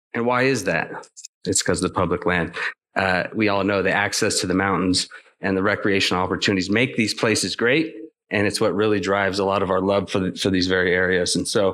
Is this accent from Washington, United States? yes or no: yes; Northeast Washington State, United States; moved away as an adult; now in Portland, United States; I sit in Portland now, but throughout my career, I've moved all over the West. So I grew up in Northeast Washington State, next to the Colville National Forest, which is up, you know, middle of nowhere.